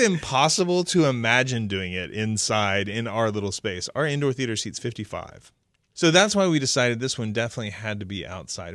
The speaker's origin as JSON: {"language": "English", "region": "Oklahoma", "country": "United States", "tie": "born or raised there", "said": "I grew up in a time in the seventies in Oklahoma"}